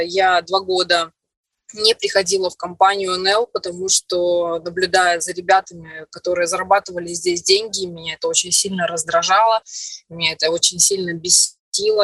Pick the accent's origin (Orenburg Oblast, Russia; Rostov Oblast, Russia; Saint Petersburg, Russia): Orenburg Oblast, Russia; Orsk; moved away as an adult; also born or lived in Perm; now in Moscow, Russia; в Москву приехала из Перми, а в Пермь я приехала из маленького города в Оренбургской области, город Орск